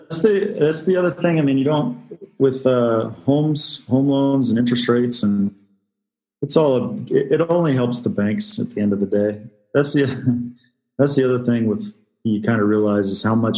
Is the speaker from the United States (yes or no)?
yes; Washington, United States; now in Istanbul, Turkey; I'm from Washington State is where I'm from, originally West Coast.